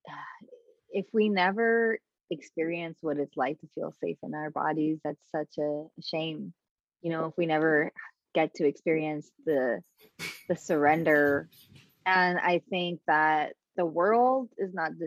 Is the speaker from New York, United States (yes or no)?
yes; New York City, New York, United States; I'm from the Bronx. Like, I grew up like walking through space with armor on.